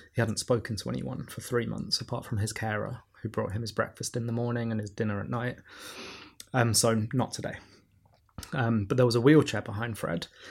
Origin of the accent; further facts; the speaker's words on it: London, United Kingdom; growing up in Camdentown when I was a kid